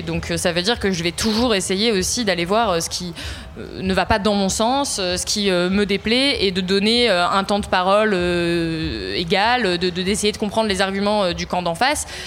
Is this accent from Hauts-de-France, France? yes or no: no; Ardèche, Auvergne-Rhône-Alpes, France; moved away; J'ai pas grandi à Paris, euh, je viens pas euh, voilà, d'une famille où j'ai baigné dans le journalisme euh, très mhm. jeune. Et donc je viens d'Ardèche, d'un tout petit village